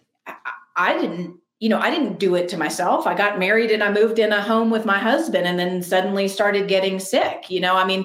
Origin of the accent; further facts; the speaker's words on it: New Orleans, Louisiana, United States; I grew up 4 generations in New Orleans